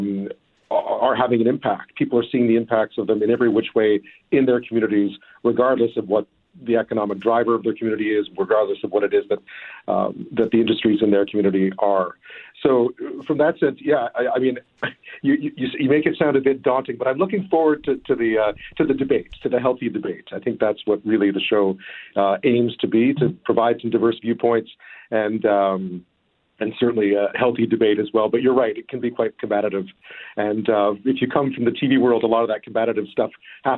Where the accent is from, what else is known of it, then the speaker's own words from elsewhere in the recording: Montreal, Quebec, Canada; also born or lived in Toronto / Ottawa / Beijing / London, United Kingdom; now in Victoria, Canada; I am, yeah. I'm from Montreal originally.